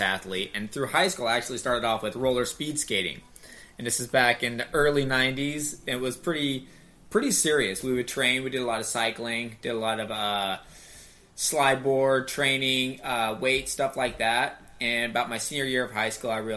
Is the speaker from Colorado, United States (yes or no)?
no; Reno, Nevada, United States; also born or lived in Flagstaff, Arizona; now in Portland, United States; I'm originally from Reno, Nevada, which is right there next to Squaw